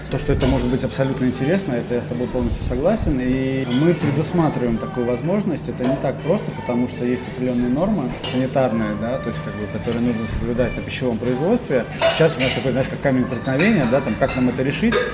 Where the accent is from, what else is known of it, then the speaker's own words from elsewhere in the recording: Kaliningrad, Kaliningrad Oblast, Russia; родился и вырос в Калининграде. Я горжусь тем, что я калининградец